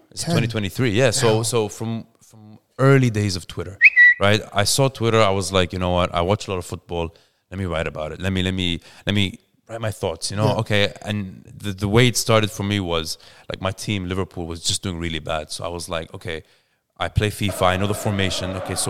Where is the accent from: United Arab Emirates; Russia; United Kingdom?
United Arab Emirates; Dubai; now in Australia; I'm born and bred in Dubai.